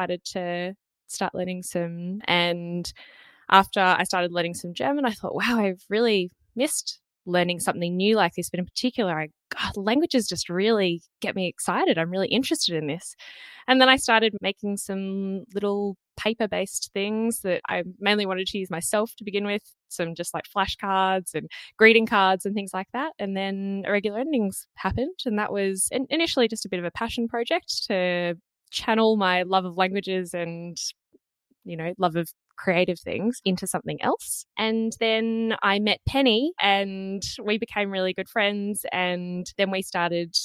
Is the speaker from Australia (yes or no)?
yes; Australia; I grew up in Australia. I've been here basically my whole life.